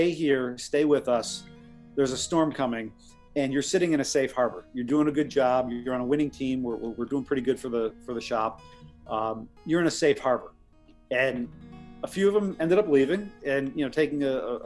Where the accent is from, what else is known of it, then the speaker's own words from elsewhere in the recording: Parma, Ohio, United States; moved away as an adult; now in Hong Kong; a small, wonderful town outside of Cleveland called Parma, Ohio